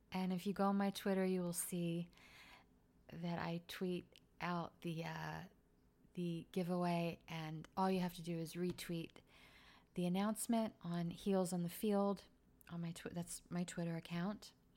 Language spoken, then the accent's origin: English; Philadelphia, Pennsylvania, United States; I grew up in Philly.